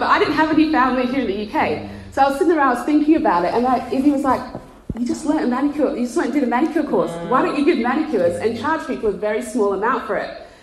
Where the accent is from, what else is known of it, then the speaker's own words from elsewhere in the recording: Australia; moved away as an adult; now in England, United Kingdom; you can't tell by the accent, we're from Australia. And we moved to England